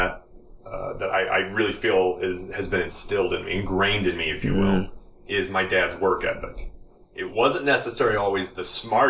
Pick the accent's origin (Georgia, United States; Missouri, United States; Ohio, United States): Missouri, United States; Hermann; also born or lived in Texas; here when I was like 4 or 5 years old, and I've been in Missouri ever since. And I grew up on a little farm out by Herman, Missouri